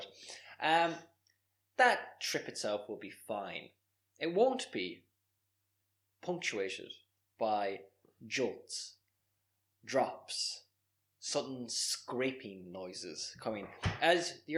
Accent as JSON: {"language": "English", "country": "Ireland"}